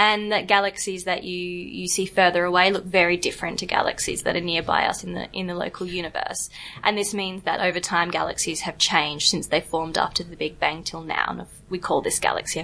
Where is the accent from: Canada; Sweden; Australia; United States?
Australia; Perth, Western Australia; moved away as an adult; also born or lived in Oxford, United Kingdom; now in Zagreb, Croatia; I'm from Australia. I grew up in Perth